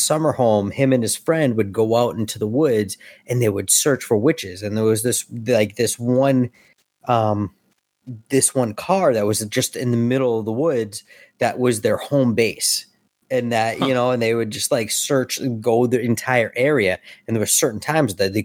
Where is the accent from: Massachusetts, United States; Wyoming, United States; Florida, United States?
Massachusetts, United States; Cape Cod; also born or lived in Reading, Massachusetts; I grew up on Cape Cod, but I also, my father lives in Reading, which is just north of Boston